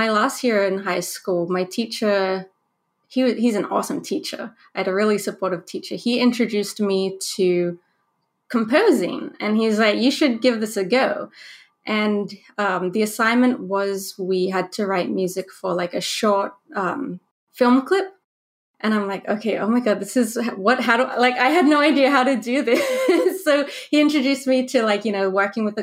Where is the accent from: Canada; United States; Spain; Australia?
Australia; also born or lived in New Zealand; I was born in New Zealand but raised in Australia. So I went to high school in Australia